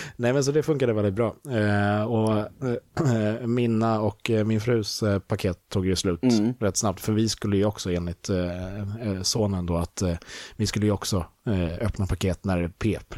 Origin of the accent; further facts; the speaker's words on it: Sweden; also born or lived in England; jag är svensk